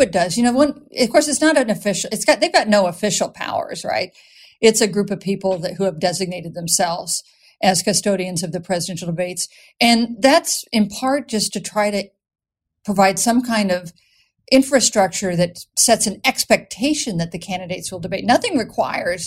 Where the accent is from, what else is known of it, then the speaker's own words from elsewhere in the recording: Wichita, Kansas, United States; moved away as an adult; also born or lived in Chicago; when I was born and raised in Wichita, and until I landed at Northwestern, landed in Chicago